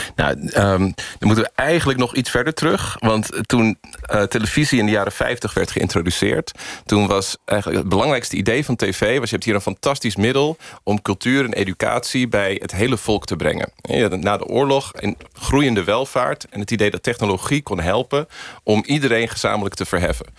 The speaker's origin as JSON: {"language": "Dutch", "country": "United States", "tie": "born or raised there", "moved": "yes", "lives_now": "Netherlands", "said": "Ik ben in Amerika geboren en ben dus met Amerikaanse Sesamstraat eerst opgegroeid."}